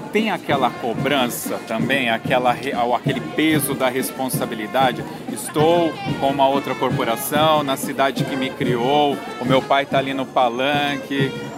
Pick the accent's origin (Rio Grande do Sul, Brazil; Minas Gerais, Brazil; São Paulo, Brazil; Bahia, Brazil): São Paulo, Brazil; Ribeirão Pires; eu sou de Ribeirão Pires